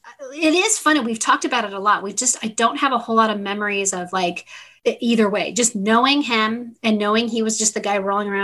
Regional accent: San Diego, California, United States; I grew up in Westwood and, you know, Rancho Bernardo.

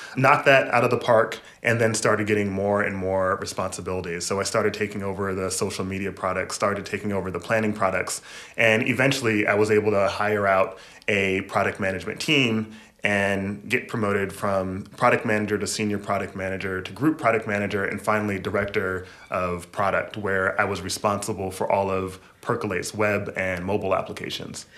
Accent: Michigan, United States; moved away as an adult; also born or lived in New York / Boston / Seattle; now in New York City, United States; I was born in Michigan

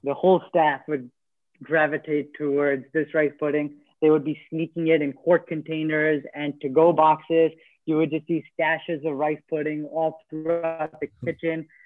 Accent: New Jersey, United States; also born or lived in Queens, New York; when I was seven years old, I moved to New Jersey, where I've lived ever since

